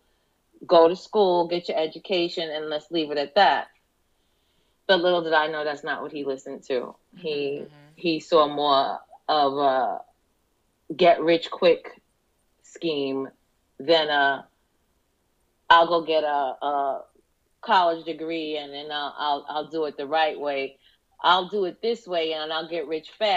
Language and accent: English; New York, United States; moved away as an adult; now in Florida, United States; I'm from New York. We moved to Florida in 2003.